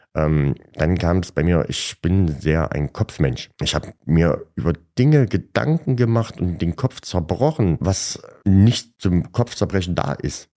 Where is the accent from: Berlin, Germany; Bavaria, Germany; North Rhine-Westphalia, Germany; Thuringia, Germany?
Thuringia, Germany; Gera; Ich wurde in Gera geboren und lebe seitdem auch nur in Gera. Ich liebe Gera